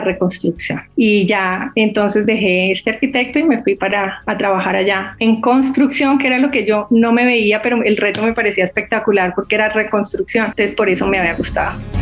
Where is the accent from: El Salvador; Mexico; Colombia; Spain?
Colombia; Cali, Valle del Cauca; Yo soy caleña, estudié en un colegio de monjas además